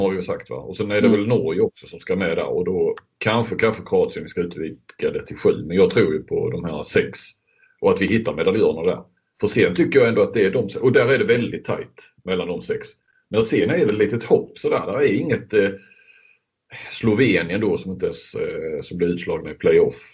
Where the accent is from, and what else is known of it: Sweden